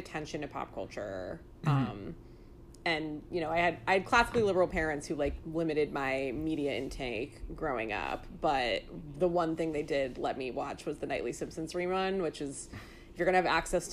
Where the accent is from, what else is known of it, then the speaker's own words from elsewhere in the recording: California, United States; moved away; also born or lived in New York City; someone who grew up in California